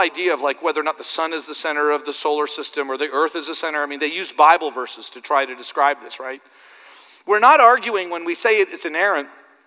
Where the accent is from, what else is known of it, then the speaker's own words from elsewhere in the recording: Canada; I'm just Canadian